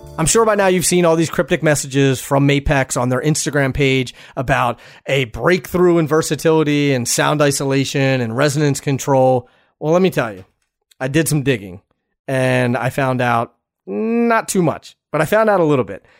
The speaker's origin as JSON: {"language": "English", "region": "East Coast", "country": "United States", "said": "I'm from the East Coast"}